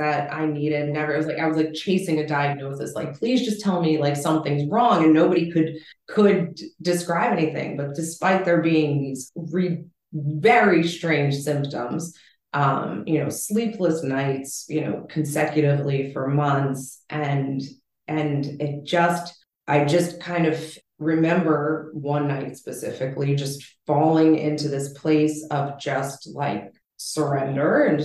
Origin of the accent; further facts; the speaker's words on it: East Coast, United States; moved away as an adult; also born or lived in Los Angeles; I was, born and raised on the East Coast here, and my whole family's here